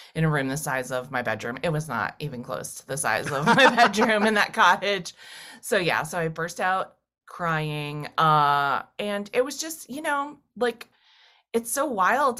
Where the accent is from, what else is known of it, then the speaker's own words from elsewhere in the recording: Massachusetts, United States; moved away; I went to a small college in my hometown. Uh, I lived at home, a rural town in Massachusetts. I'm a farm girl